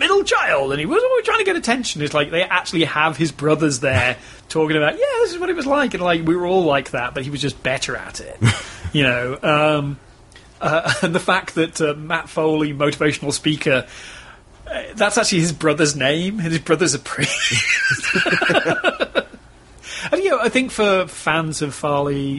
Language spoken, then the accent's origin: English; England, United Kingdom; now in Texas, United States; being English